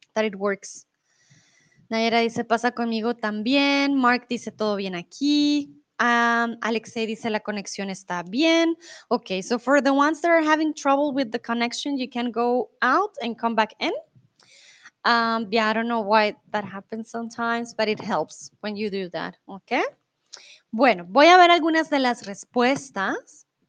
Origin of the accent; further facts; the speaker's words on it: Bogotá, Colombia; also born or lived in Mexico; now in Germany; soy de Colombia, de la capital de Bogotá. Comúnmente vivo en Alemania, ahora estoy en México